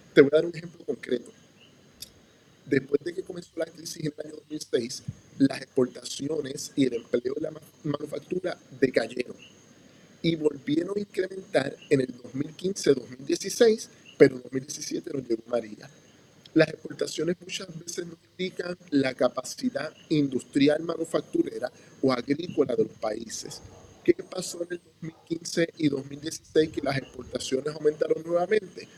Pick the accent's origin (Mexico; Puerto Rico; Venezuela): Puerto Rico; Puerto Rico y los puertorriqueños